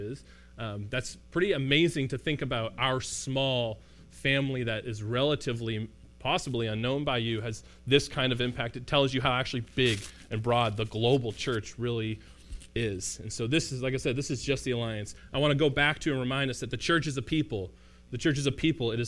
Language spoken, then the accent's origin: English; Canada; also born or lived in Milton, Ontario; as a Canadian person